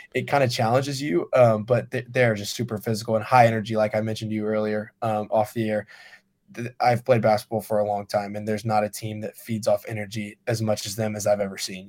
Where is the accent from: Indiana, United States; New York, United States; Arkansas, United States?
Indiana, United States; Noblesville; I'm from Noblesville